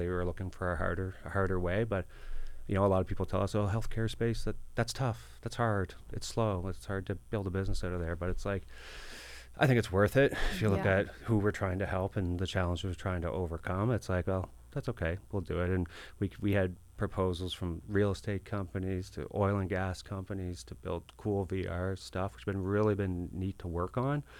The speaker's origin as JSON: {"language": "English", "town": "Halifax", "region": "Nova Scotia", "country": "Canada", "tie": "born or raised there", "said": "I was born in Halifax"}